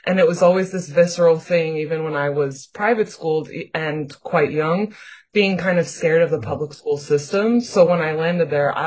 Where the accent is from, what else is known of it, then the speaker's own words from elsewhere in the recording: New York City, New York, United States; born and raised in Queens, New York